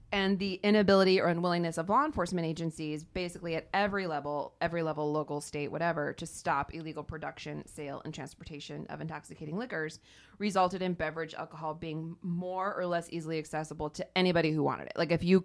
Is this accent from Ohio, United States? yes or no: yes; Ohio, United States; in Ohio, I chose my home state